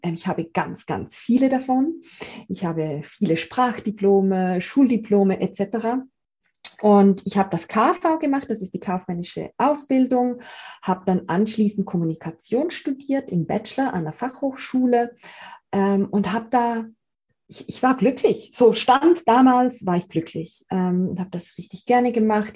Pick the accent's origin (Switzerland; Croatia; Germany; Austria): Switzerland; Zurich; ich bin 35-jährig und komme aus Zürich ähm, in der Schweiz. Also meinen leichten Akzent, den kann ich nicht ver äh, verstecken.